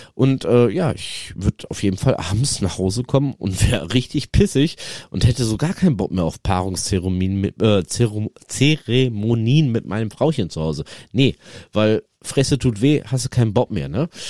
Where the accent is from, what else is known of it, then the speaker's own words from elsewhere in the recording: North Rhine-Westphalia, Germany; also born or lived in Netherlands; hier bei uns, äh, NRW, wo ich herkomme aus der Region